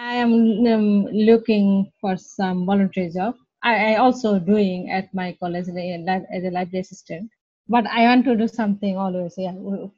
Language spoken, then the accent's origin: English; Bangladesh; English is a second language; moved away as an adult; also born or lived in Spain; now in London, United Kingdom; I'm from Bangladesh, but from before here, I lived in Spain like 13 years.